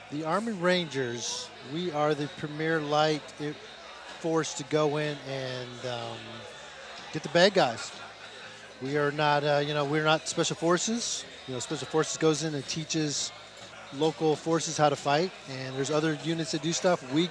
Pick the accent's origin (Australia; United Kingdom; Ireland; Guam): Guam; Uh, originally, I'm from Guam.